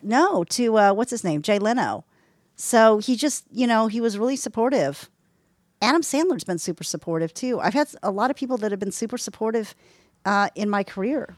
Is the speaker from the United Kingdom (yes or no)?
yes; London, United Kingdom; I grew up in London